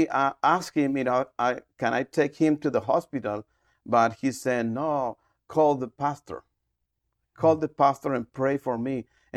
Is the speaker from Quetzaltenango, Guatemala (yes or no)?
no; Guatemala City, Guatemala Department, Guatemala; English is a second language; moved away as an adult; I'm from Guatemala City, and we moved to Paramos like 20 years ago to establish a church we call Restoring the Family Ministry.